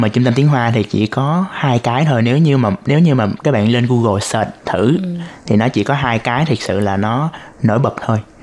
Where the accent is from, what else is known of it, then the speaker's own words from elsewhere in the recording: Ho Chi Minh City, Vietnam; moved away as an adult; now in Taiwan; Em đến từ thành phố Hồ Chí Minh của Việt Nam.